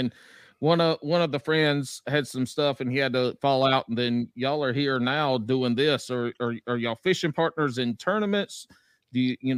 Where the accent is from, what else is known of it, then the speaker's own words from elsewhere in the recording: South Carolina, United States; now in North Carolina, United States; born and raised South Carolina